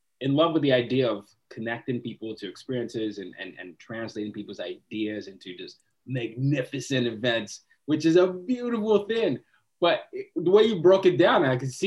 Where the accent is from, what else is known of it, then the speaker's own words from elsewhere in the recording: Nigeria; I'm from Nigeria